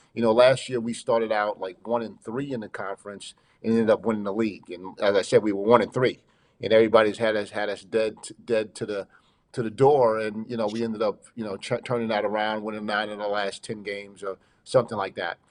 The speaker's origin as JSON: {"language": "English", "area": "Long Island", "region": "New York", "country": "United States", "said": "I'm from Long Island. I'm a New Yorker"}